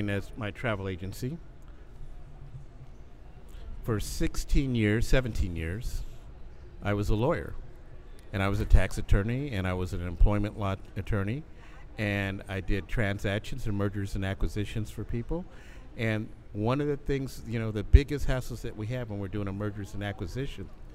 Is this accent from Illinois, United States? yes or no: yes; Chicago, Illinois, United States; my hometown. So you come to my hometown